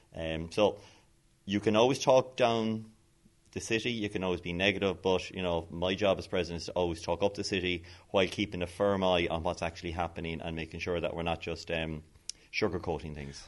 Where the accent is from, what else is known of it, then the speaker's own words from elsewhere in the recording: Westport, Connacht, Ireland; moved away as an adult; now in Cork, Ireland; I'm a Mayo man. I'm from Westport, probably probably the nicest town in Ireland